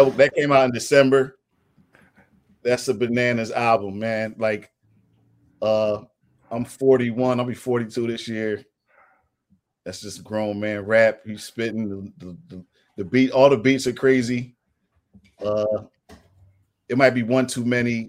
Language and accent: English; Philadelphia, Pennsylvania, United States; I'm from West Philly, I'm from Winfield / Overbrook